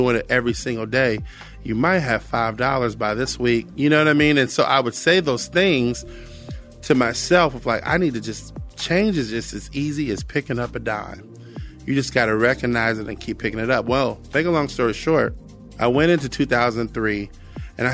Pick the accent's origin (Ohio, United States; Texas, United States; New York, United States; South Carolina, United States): Ohio, United States; Cincinnati; I grew up in Cincinnati, Ohio